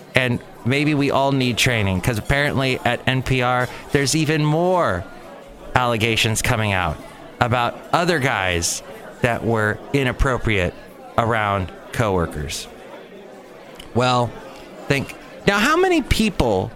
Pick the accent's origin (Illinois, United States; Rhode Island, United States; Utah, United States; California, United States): California, United States; Los Angeles; I was growing up in the San Fernando Valley